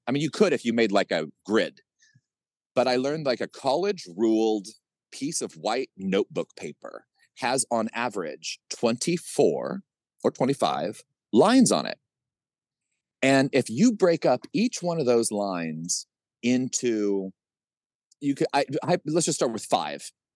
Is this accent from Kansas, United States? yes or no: yes; Kansas, United States; I grew up in Kansas